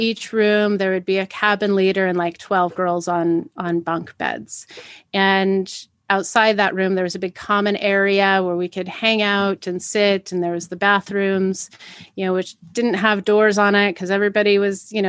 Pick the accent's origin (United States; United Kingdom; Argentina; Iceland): United States; Pacific Northwest; growing up in the Pacific Northwest, especially in the 80s